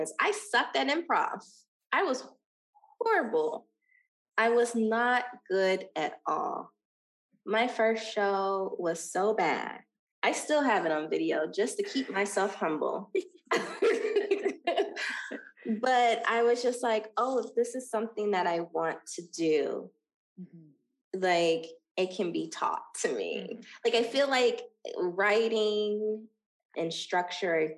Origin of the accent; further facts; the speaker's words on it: Dayton, Ohio, United States; moved away as an adult; now in Los Angeles, United States; Dayton, Ohio is building a humongous film studio in my hometown